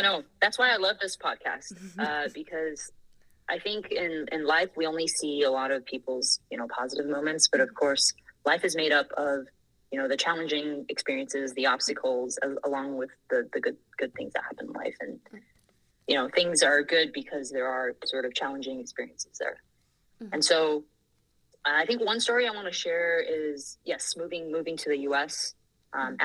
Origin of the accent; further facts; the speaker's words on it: Bangkok, Thailand; moved away as an adult; also born or lived in Taiwan (parents' origin); now in United States; I was born and raised in Bangkok, Thailand.